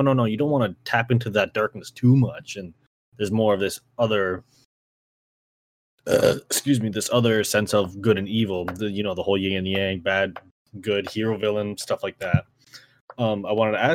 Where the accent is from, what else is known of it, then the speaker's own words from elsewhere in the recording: Canada; as a Canadian